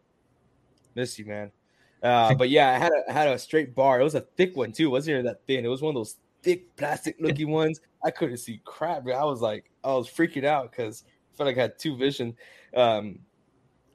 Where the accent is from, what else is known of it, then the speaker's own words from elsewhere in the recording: San Antonio, Texas, United States; also born or lived in Lafayette; I'm from San Antonio